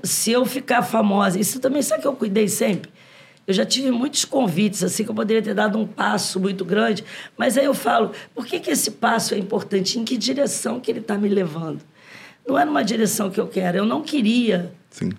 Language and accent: Portuguese; Rio de Janeiro, Brazil; todos os meus, é, ascendentes, ante- antepassados, são nordestinos por parte de mãe e pai, mas eu sou carioca